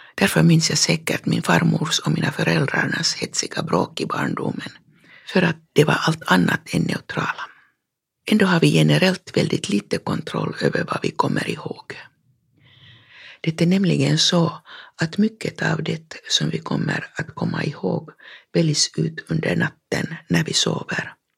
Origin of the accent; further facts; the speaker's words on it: Fagervik, Uusimaa, Finland; hemma i Fagervik när jag var barn